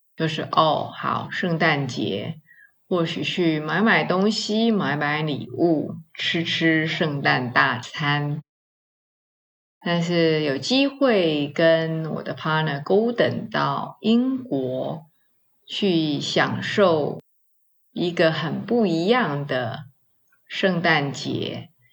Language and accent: Chinese; Taiwan; 我们华人，我们台湾人哦，过年蛮简单的